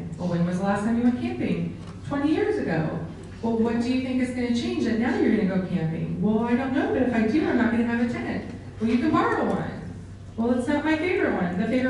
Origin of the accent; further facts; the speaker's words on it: Kansas, United States; So I lived in Kansas. I was born in Kansas, and I had a neighbor, Mrs. Crumbaker